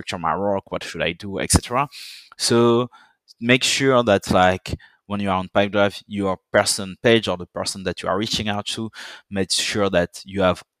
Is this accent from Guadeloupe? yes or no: yes; Guadeloupe; accent: French; English is a second language; also born or lived in Paris, France / Dijon, France; now in London, United Kingdom; I grew up in a French island that everyone might know for Death in Paradise